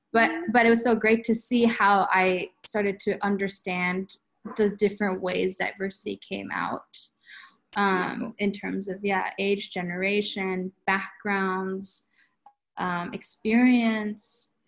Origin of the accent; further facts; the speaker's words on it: United States; now in Japan; going back to what I was saying about growing up in the United States, I never really felt too out of place. It was only after college when I came back to Japan.